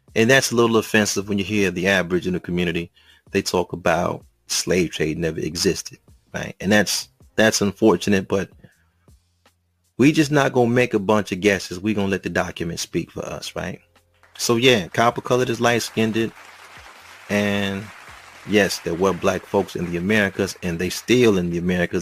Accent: United States; I'm just from the States

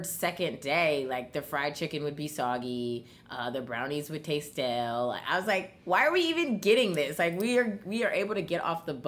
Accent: Oakland, California, United States; now in New York City, United States; I was born here, but I was raised in Oakland, California.

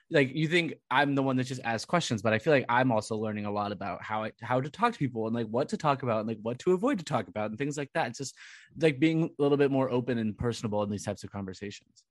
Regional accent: Southern California, United States; moved away as an adult; also born or lived in Providence / Woburn; now in Somerville, United States; growing up in Southern California

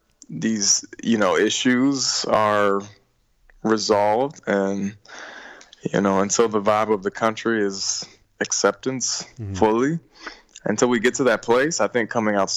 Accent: Richmond, Virginia, United States; born or raised there

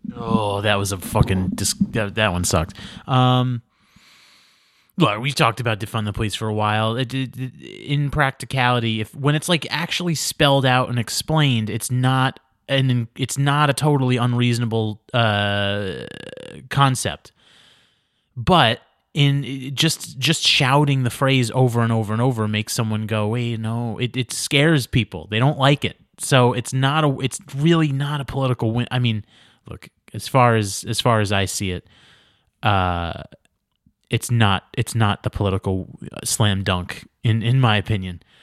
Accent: New York, United States; moved away as an adult; now in Los Angeles, United States; I'm the guy from New York. I live in your state now

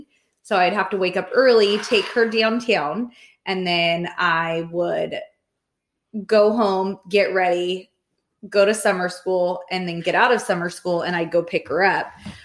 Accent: Clovis, California, United States; High school in Clovis, yes. But remember, I lived in the poor part.

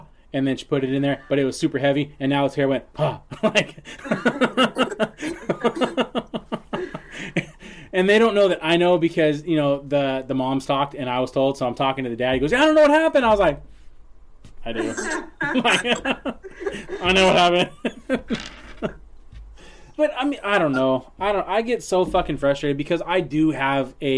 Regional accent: San Leandro, California, United States; growing up in San Leandro

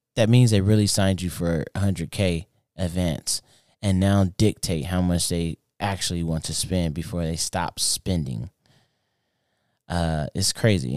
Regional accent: United States

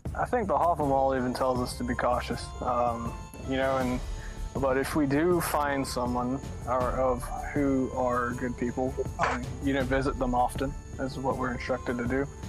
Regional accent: south Alabama, United States; I'm from Alabama, like the very south Alabama.

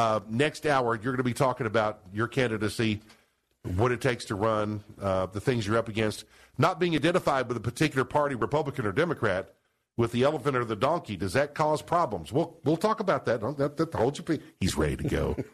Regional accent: Seymour, Tennessee, United States; Even my hometown of Seymour?

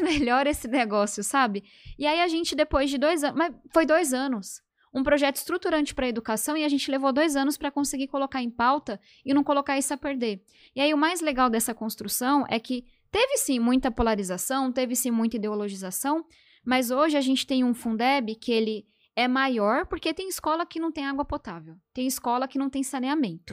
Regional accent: São Paulo, Brazil; Eu nasci e cresci em São Paulo.

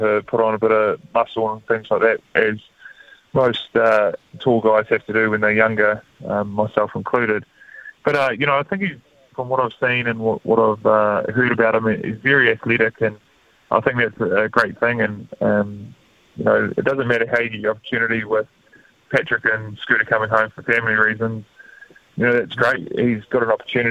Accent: Manawatū-Whanganui, New Zealand; growing up in the Manawatū

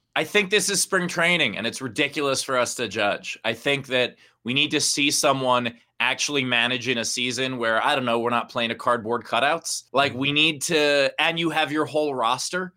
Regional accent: New York City, New York, United States; also born or lived in Forest Hills / Rego Park / Long Island City / Bellerose; So born and raised in uh, well, I guess not born, but raised in uh, Briarwood

